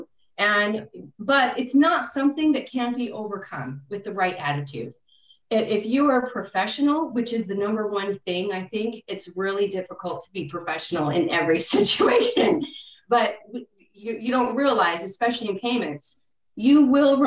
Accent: United States; I'm coming in as an American

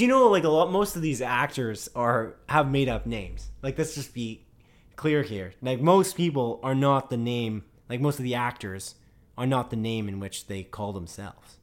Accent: Canada; we're Canadian

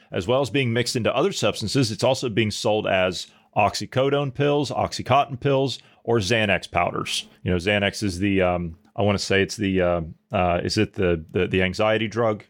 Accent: United States; moved away; I've gone back to my hometown in the U S

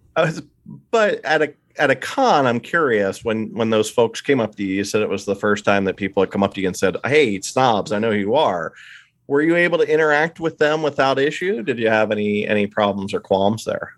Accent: eastern Pennsylvania, United States; accent: East Coasty, Pennsylvania Dutch; moved away; I was born and raised in eastern P A, so I, it's sort of a East Coasty

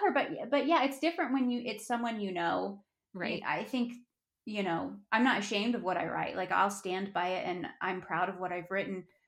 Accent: Durango, Colorado, United States; I'm a Colorado native. I'm from Durango, Colorado.

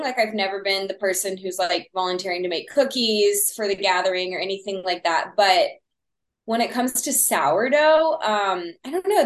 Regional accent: Texas, United States; accent: Texas; my Texas accent

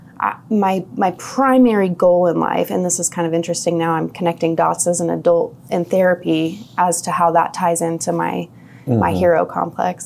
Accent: Independence, Missouri, United States; I was born in Independence, Missouri

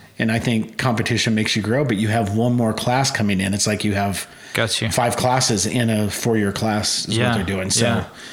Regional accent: Gunnison, Colorado, United States; moved away as an adult; also born or lived in Crested Butte, Colorado / Miami, Florida; now in Oklahoma City, United States; I'm originally from Gunnison, Colorado. Grew up in a ski town at Crested Butte as well. Mm-hmm. Stayed there for my 18 years.

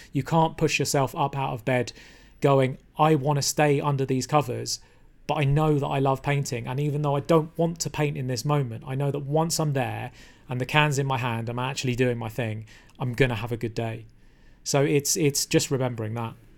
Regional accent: London, United Kingdom; I was born in London, which is a great place to be from

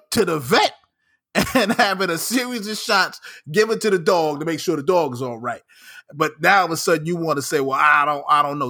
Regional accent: New York, United States; as a New Yorker

